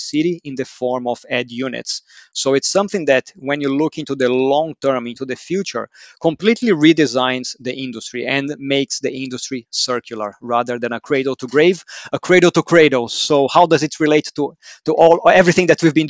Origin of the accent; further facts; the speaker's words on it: Brazil; Growing up in Brazil